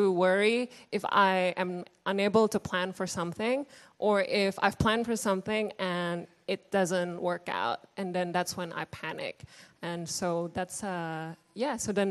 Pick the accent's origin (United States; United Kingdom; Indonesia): Indonesia; moved away; I grew up in Indonesia, Indonesian-born Chinese